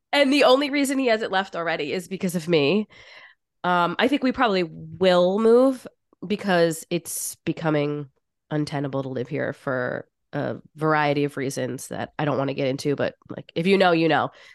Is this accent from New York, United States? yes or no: yes; New York, United States; I am from New York and I live in New York